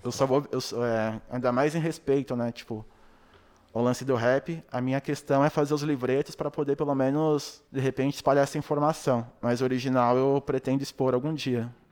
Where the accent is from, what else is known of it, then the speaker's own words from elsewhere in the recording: São Paulo, Brazil; Eu morava bem próximo, né, tipo, do Brau, mano. Do Brau e do Blue, porque eu sou da Zona Sul, né, do Capão